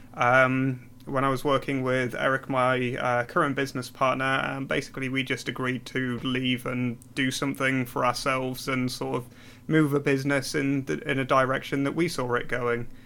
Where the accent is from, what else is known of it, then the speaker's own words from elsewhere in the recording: Newcastle upon Tyne, North East England, United Kingdom; moved away as an adult; now in London, United Kingdom; I'm originally from Newcastle.